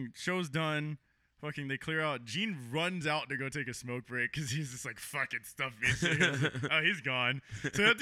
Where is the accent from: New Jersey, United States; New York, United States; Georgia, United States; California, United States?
California, United States; San Diego; I'm normally from San Diego.